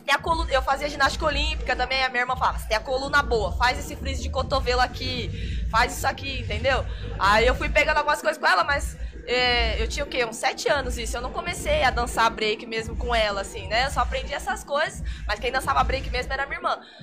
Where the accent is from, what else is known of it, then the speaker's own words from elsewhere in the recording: Vinhedo, São Paulo, Brazil; lá da minha cidade, em Vinhedo